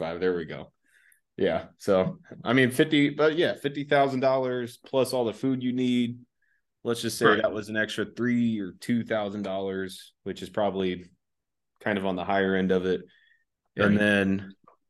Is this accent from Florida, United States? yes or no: yes; Florida, United States; moved away; Back where I lived when I was growing up in Florida